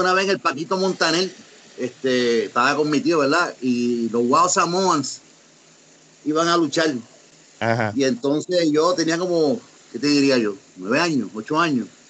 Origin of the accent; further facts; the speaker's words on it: Ponce, Puerto Rico; also born or lived in United States; yo soy nacido en Estados Unidos, soy, soy ponceño, pero nacido y tuve tiempo allá, soy, bilingüe, hablo los dos idiomas